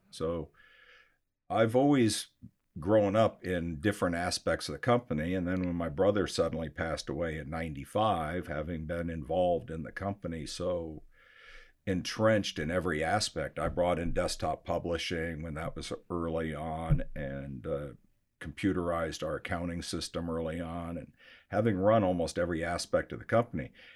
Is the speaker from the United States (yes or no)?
yes; Scottsdale, Arizona, United States; also born or lived in Michigan; I grew up here in Scottsdale, Arizona. I was born in Michigan